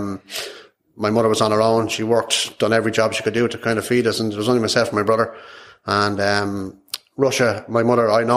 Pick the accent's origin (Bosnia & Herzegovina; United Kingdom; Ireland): Ireland; Dublin, Leinster; I grew up in Dublin, 1975. Spent 10 years in Dublin.